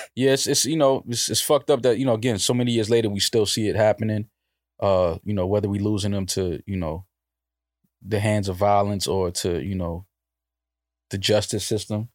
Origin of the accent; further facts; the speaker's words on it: New York, United States; I'm from the East Coast. I'm from New York